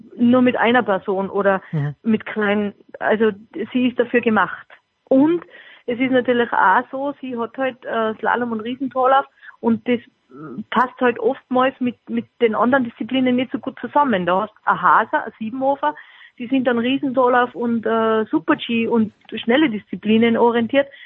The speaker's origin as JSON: {"language": "German", "country": "Austria", "said": "für mich als Österreicherin"}